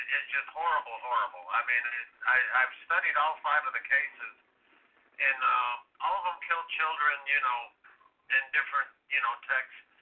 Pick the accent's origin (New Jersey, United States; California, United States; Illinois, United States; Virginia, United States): Illinois, United States; I'm from Illinois